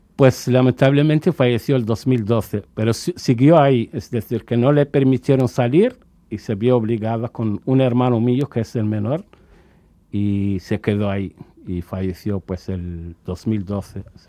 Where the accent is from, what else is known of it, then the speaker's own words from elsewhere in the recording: Cuba; moved away as an adult; also born or lived in Dakhla, Western Sahara / Tindouf refugee camps, Algeria; hemos estado la mayor parte de nuestra vida allí en Cuba. Incluso a nosotros ahora, hasta en estos días, nos llaman cubarauis